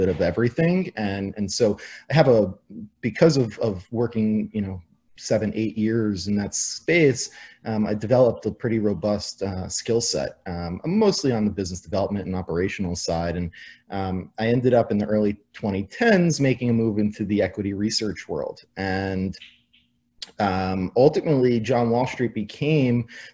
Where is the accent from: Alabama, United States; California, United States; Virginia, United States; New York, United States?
New York, United States; moved away as an adult; also born or lived in Arizona; I grew up in New York as a big New York sports fan